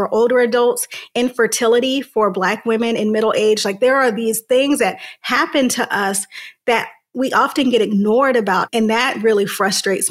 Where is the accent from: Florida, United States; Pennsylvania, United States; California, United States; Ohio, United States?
California, United States; Santa Ana; I'm from Southern California, a city called Santa Ana, which is about 30 minutes south of Los Angeles, but still very much a city with big city problems, particularly growing up in the 90s